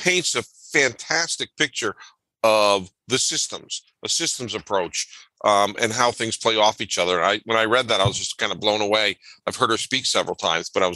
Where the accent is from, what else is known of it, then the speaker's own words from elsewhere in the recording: Connecticut, United States; growing up in Connecticut